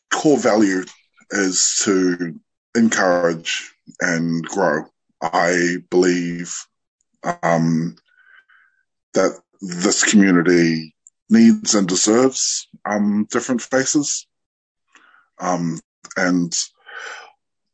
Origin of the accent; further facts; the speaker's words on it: Hamilton, Waikato, New Zealand; I am from the Cook Islands, but I was born and raised here. I work at the Meteor Theatre